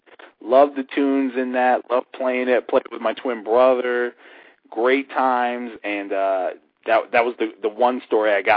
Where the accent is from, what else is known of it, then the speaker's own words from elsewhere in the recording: Connecticut, United States; I grew up in Connecticut